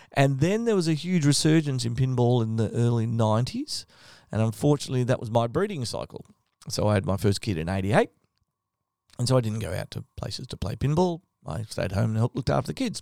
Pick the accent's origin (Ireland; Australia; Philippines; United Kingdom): Australia; Victoria; I grew up in Victoria